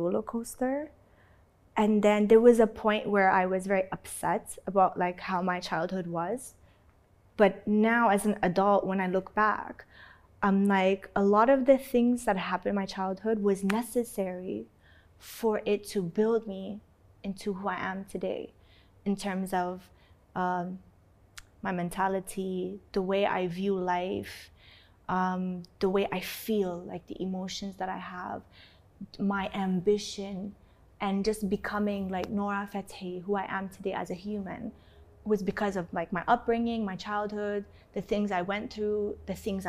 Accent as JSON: {"language": "English", "country": "Canada", "tie": "born or raised there", "also_born_or_lived": "Saudi Arabia", "moved": "as an adult", "lives_now": "India", "said": "I was born here"}